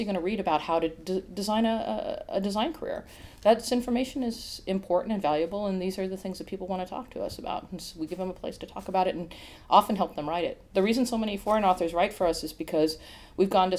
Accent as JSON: {"language": "English", "region": "Iowa", "country": "United States", "tie": "born or raised there", "moved": "yes", "said": "I've had some funny conversations recently about growing up in Iowa. And I grew up in a very small town"}